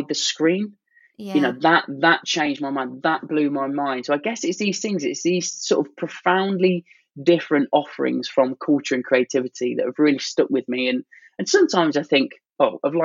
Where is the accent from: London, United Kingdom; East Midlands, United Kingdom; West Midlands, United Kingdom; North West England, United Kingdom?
East Midlands, United Kingdom; Leicester; growing up in Leicester